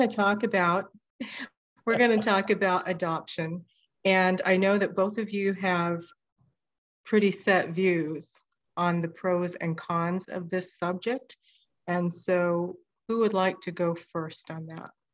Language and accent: English; Midwest, United States; also born or lived in South Korea; I grew up in the Midwest.